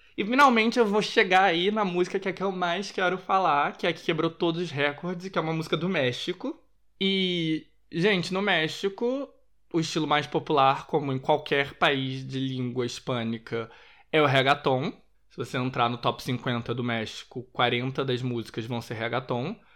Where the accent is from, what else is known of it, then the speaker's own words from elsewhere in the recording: Rio de Janeiro, Brazil; eu sou da zona sul do Rio de Janeiro